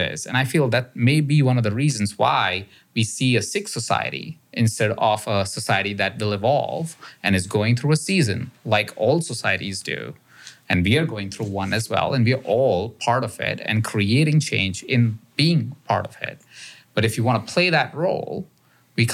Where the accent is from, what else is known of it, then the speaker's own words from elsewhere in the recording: India; now in United States; I was born in India